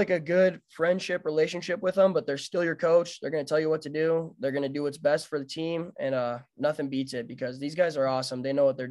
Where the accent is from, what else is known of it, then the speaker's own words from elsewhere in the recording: Billings, Montana, United States; as a baseball player your whole life growing up in Billings